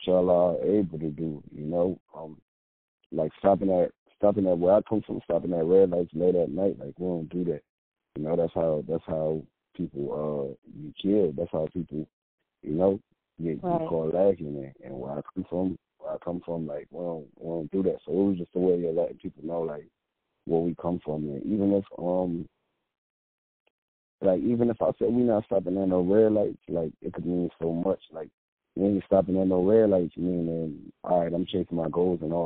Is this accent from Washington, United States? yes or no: no; Syracuse, New York, United States; now in Raleigh, United States; I grew up in New York.